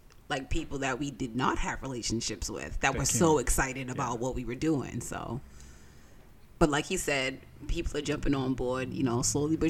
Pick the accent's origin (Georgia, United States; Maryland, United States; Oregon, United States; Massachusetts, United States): Massachusetts, United States; Lynn; I grew up in West Lynn, Marion Gardens.